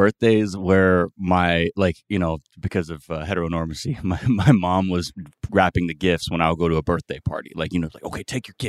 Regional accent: Los Angeles, California, United States; LA. The Valley.

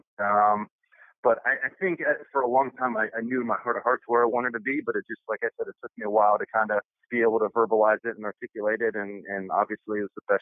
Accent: Ohio, United States; growing up in Ohio, not Catholic

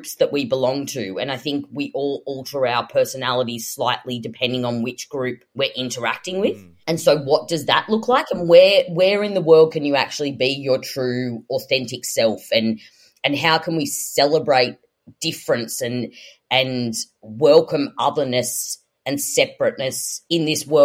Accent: Sydney, New South Wales, Australia; I grew up in Western Sydney

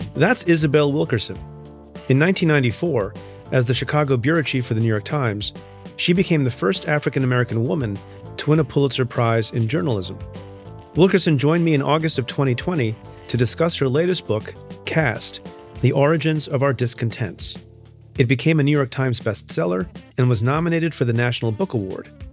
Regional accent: India; I'm I'm Indian. I was born in India

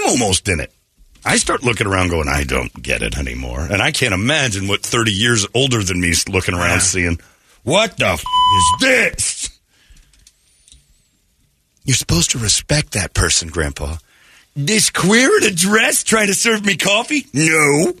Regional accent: Hollywood, California, United States; that was against the times that I grew up in Hollywood.

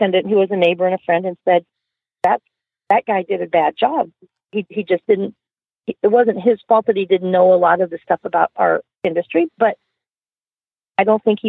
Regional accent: Watseka, Illinois, United States; I was raised in Watseka, Illinois.

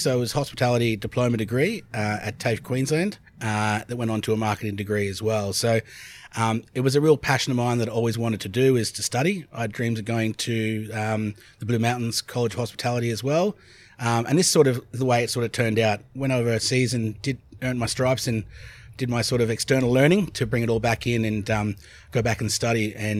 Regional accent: Ireland; accent: very funny accent; decided to go back to Ireland, which is where I'm from originally. So I'm an Irishman with a very funny accent.

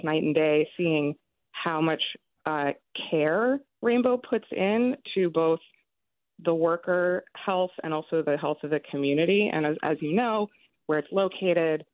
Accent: San Francisco, California, United States; now in New York, United States; I'm from San Francisco, born and raised, and I live in New York now

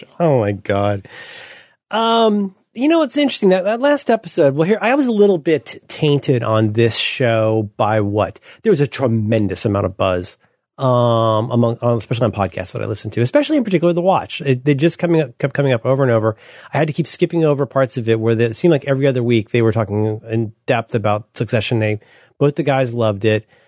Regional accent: Northern California, United States; I'm from Northern California

